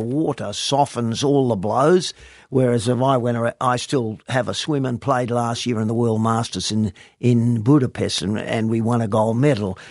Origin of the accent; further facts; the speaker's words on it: East Fremantle, Western Australia, Australia; I was born and bred in East Fremantle